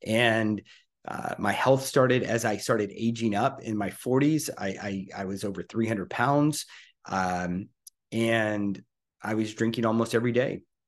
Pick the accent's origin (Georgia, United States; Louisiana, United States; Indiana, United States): Louisiana, United States; So basically, I'm 55 today, as of this recording, and I grew up in Louisiana.